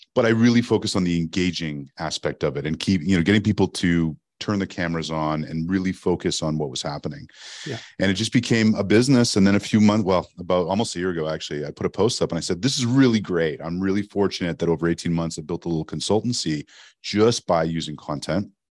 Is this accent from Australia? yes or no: no; Montreal, Quebec, Canada; first language English; moved away as an adult; also born or lived in Toronto; I knew as a kid growing up in Montreal, Canada, that I wanted to work in radio